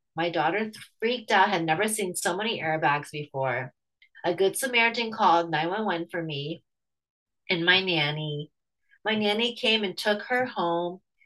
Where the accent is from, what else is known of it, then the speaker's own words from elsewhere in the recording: United States; I'm Chinese American